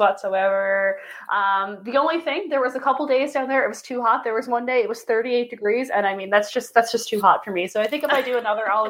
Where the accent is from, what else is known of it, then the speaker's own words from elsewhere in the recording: Grand Falls-Windsor, Newfoundland and Labrador, Canada; moved away; I am home in my hometown in Grand Falls, Windsor, Newfoundland and Labrador for a couple days.